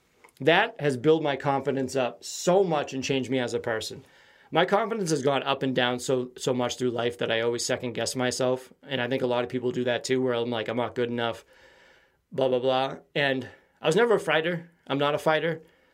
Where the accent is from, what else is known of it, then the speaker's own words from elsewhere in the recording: Quincy, Massachusetts, United States; I feel like the city I grew up in Quincy has a different type of humor.